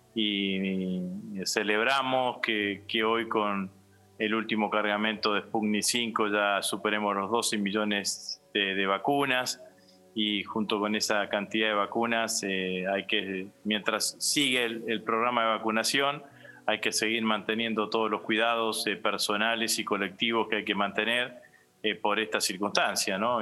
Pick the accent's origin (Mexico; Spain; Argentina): Argentina; como argentino